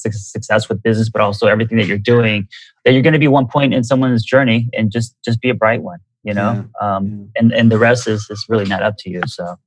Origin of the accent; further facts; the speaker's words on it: United States; also born or lived in Korea; growing up in America and trying to be cool and as an Asian American